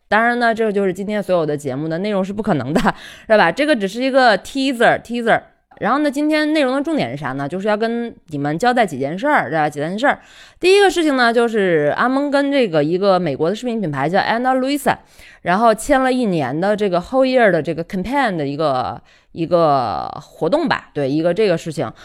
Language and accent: Chinese; China; 生在心中国、长在红旗下的一枚受保护的妇女